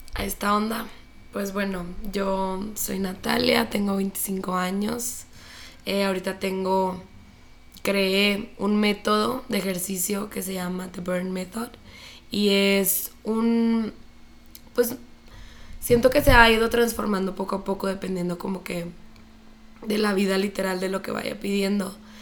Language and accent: Spanish; Chihuahua, Mexico; moved away as an adult; also born or lived in Mexico City; soy de Chihuahua, viví aquí toda mi vida, pero después me fui a vivir a la Ciudad de México